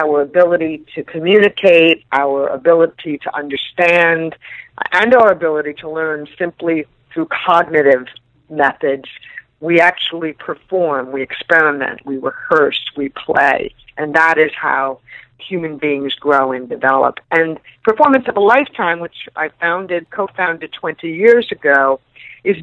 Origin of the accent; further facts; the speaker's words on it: New York City, New York, United States; I am from New York City, born and raised